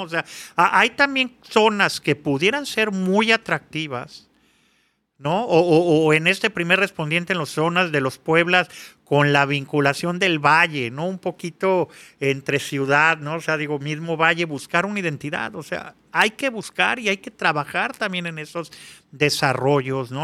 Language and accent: Spanish; Mexico City, Mexico; moved away as an adult; now in Mexicali, Mexico; cada que voy a Chilangolandia, a mi a mi ciudad natal